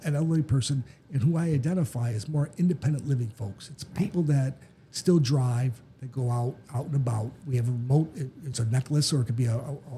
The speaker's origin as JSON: {"language": "English", "town": "Chicago", "region": "Illinois", "country": "United States", "accent": "Midwestern", "moved": "yes", "lives_now": "Florida, United States", "said": "I'm from Chicago."}